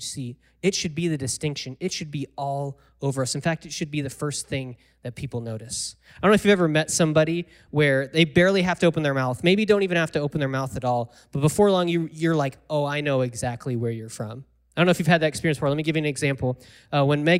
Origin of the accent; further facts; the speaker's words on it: United States; I'm from America